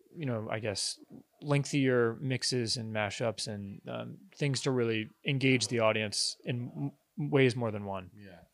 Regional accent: Virginia Beach, Virginia, United States; I'm from Virginia Beach, Virginia.

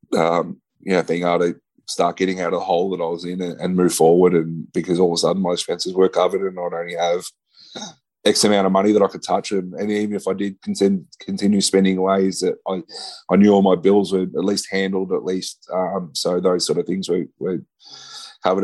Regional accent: Ballarat, Victoria, Australia; moved away; moved uh, uh, back down to my hometown in Ballarat

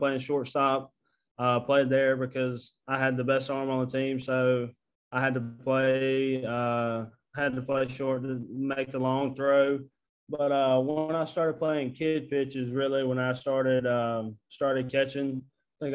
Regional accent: Houston, Mississippi, United States; also born or lived in Tupelo, Mississippi; I was born in Tupelo, Mississippi. Grew up in Houston, Mississippi

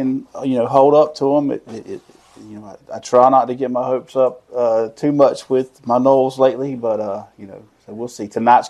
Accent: Lake City, Florida, United States; I am, all my life, born and raised in Columbia County. Grew up on the family farm

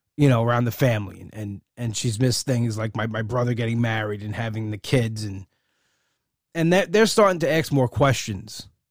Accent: Long Island, New York, United States; I'm a New Yorker. I guess, but I'm a, I'm a Long Island guy. And I'm a Long Island guy to his, his, to my core

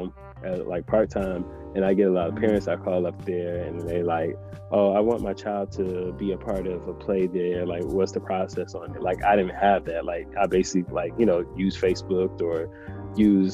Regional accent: Detroit, Michigan, United States; moved away as an adult; also born or lived in New York; I'm from Detroit

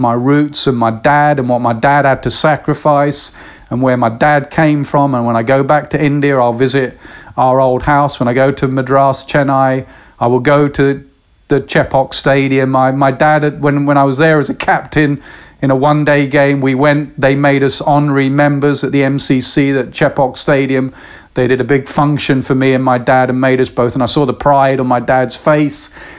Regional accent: England, United Kingdom; I know my roots. Anyone always asks me, you know, what are you? I'm English.

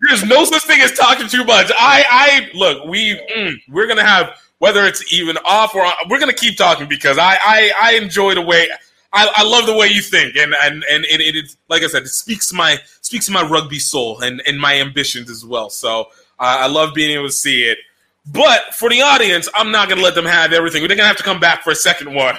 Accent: Nigeria; I'm Nigerian

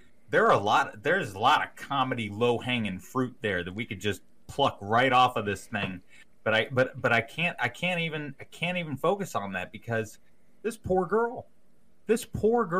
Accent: Berkeley Springs, West Virginia, United States; I grew up in Berkeley Springs, West Virginia

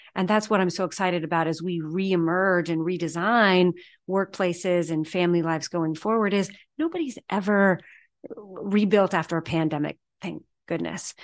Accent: Wilsonville, Oregon, United States; I grew up just south of Portland, Oregon. There's a town called Wilsonville

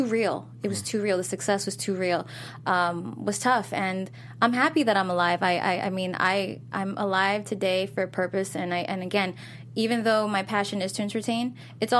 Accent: Newark, New Jersey, United States; I grew up in Pennington Courts, Newark, New Jersey.

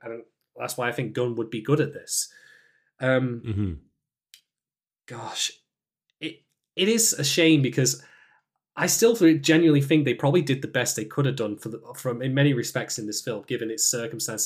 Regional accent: United Kingdom; as a British man

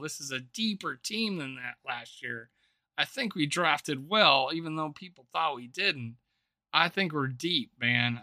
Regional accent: South Dakota, United States; my home state of South Dakota

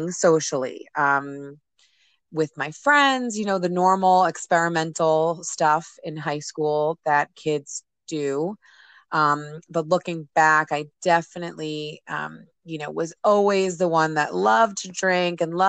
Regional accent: New Jersey, United States; My family and I live here in New Jersey, and I grew up in New Jersey

